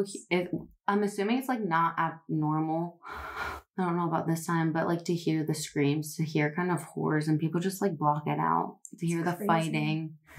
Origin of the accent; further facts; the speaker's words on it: Central Pennsylvania, United States; accent: Pennsylvania; moved away as an adult; I definitely get like my, how I say my vowels from the valley.